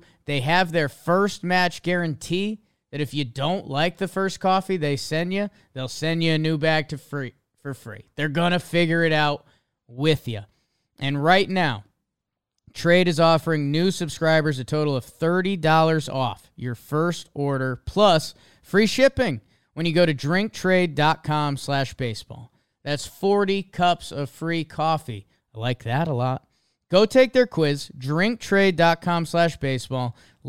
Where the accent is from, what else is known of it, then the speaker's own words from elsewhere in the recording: Northeast, United States; I'm from the Northeast, man. I don't know.